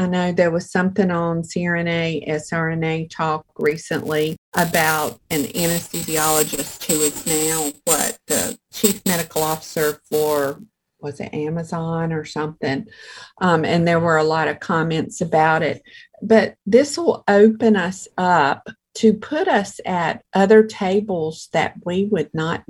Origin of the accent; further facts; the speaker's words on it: New York, United States; Well, they said, and where are you from? And I said, New York.